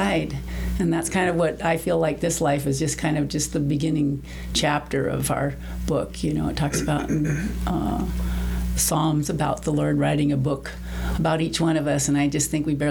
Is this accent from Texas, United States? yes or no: no; Southern California, United States; also born or lived in Montana; now in Mesquite, United States; I was raised in California, Southern California